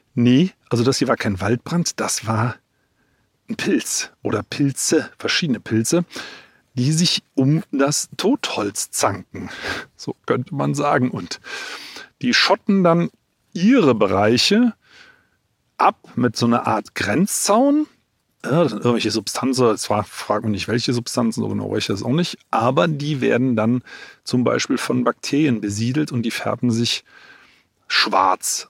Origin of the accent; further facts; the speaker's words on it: Germany; bei uns in Deutschland